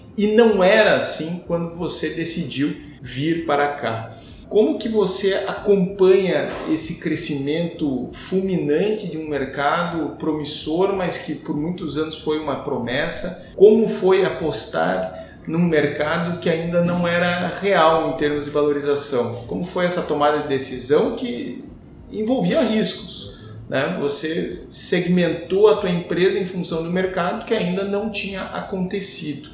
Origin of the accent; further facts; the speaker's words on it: Curitiba, Paraná, Brazil; eu sou curitibano, né, terra de, de araucárias